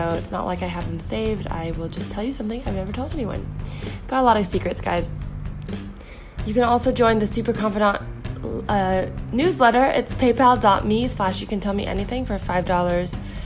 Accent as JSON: {"language": "English", "area": "the Bay Area", "region": "California", "country": "United States", "tie": "born or raised there", "said": "I grew up in the Bay, so it's like, you know, Mountain View, Palo Alto, all"}